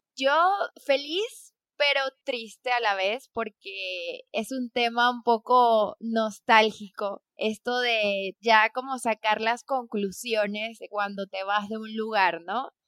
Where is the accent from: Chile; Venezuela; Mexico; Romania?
Venezuela; moved away as an adult; Me fui de Venezuela en 2017